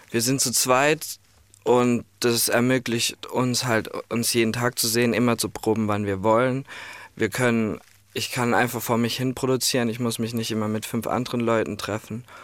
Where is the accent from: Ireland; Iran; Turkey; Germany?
Ireland; first language English; German is a second language; Ich komme aus Irland, genau.